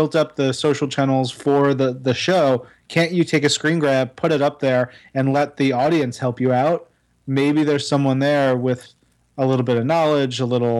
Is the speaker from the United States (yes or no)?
yes; Elmont, New York, United States; we're a little harder edged over in Western Nassau